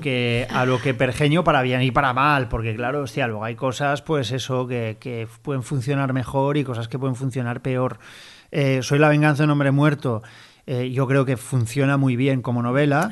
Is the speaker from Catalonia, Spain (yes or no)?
yes; Barcelona, Catalonia, Spain; yo como barcelonés